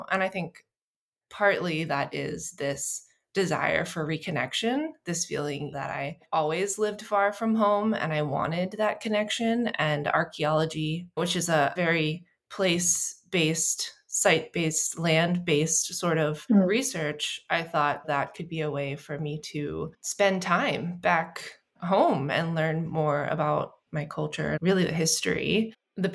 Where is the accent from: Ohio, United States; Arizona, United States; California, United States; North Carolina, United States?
North Carolina, United States; also born or lived in Missouri; And I grew up in North Carolina and Missouri and kind of a whole bunch of other places. We moved around a bit.